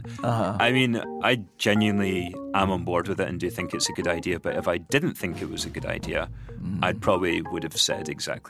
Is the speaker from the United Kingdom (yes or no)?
yes; Fife, Scotland, United Kingdom; moved away; I'm from Scotland. Uh-huh. Yeah. To be more precise, I'm from Fife, which is about an hour north of Edinburgh.